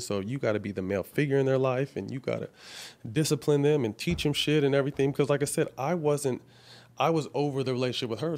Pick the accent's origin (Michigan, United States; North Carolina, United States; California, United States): California, United States; Sacramento; now in Los Angeles, United States; Seven Leaves up in Sacramento in my hometown